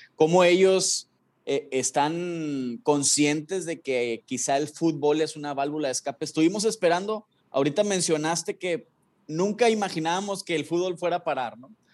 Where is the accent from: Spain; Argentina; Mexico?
Mexico; como mexicanos